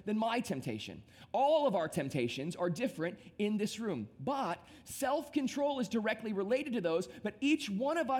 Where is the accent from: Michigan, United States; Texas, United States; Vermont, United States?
Michigan, United States; Temperance; now in South Florida, United States; I grew up in a small town in the state of Michigan